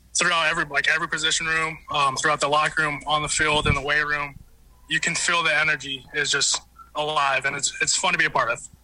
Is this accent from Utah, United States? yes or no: yes; Utah, United States; now in Detroit, United States; I was born in Utah.